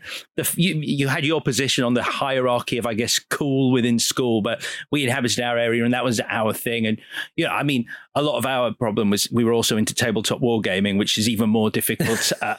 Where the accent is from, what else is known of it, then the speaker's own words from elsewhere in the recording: Leeds, Yorkshire and the Humber, United Kingdom; so I'm from Leeds, yeah, so just Leeds.